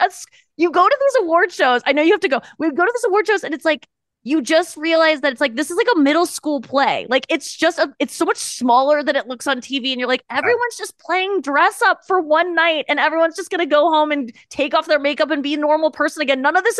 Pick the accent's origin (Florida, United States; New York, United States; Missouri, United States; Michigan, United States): Missouri, United States; St. Louis; I still live in St. Louis. Yeah. I moved back during the pandemic and then I just stayed. That's my hometown.